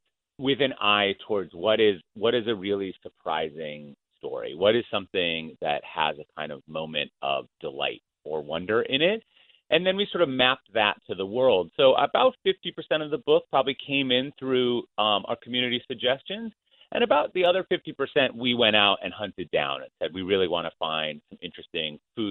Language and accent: English; Minnesota, United States; I grew up in Minnesota.